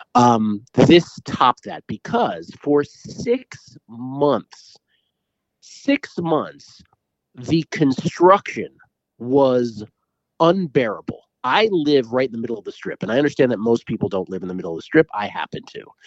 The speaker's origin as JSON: {"language": "English", "town": "Washington", "region": "District of Columbia", "country": "United States", "tie": "born or raised there", "also_born_or_lived": "San Francisco", "moved": "as an adult", "lives_now": "Las Vegas, United States", "said": "I grew up in Washington, D C. I've lived most of my adult life in San Francisco"}